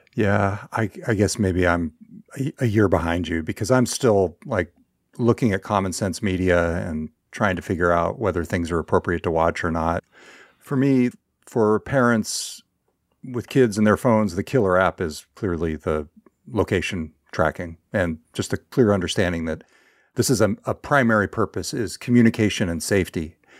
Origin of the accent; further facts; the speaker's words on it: Northern California, United States; moved away; my hometown in Northern California, where I've been spending a little more time with my parents